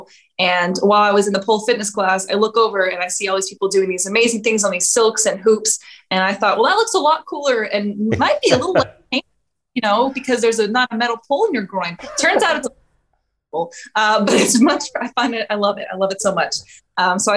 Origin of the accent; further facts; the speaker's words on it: Texarkana, United States; I'm a Polish American gal. I was raised in Texarkana